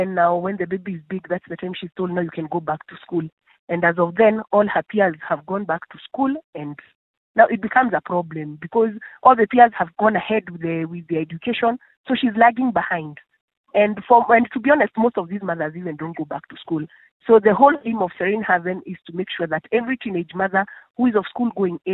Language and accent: English; Kenya; I'm from Kenya.